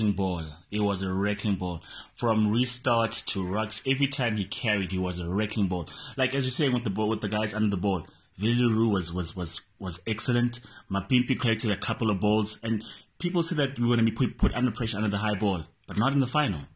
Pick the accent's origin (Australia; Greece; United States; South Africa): South Africa; as a South African